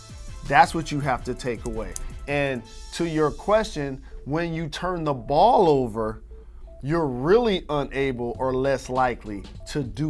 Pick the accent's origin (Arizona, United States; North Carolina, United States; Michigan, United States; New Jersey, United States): Michigan, United States; Detroit; moved away; also born or lived in New York; I came from Detroit, and the tallest building we have is the Renaissance Center. And then I came to New York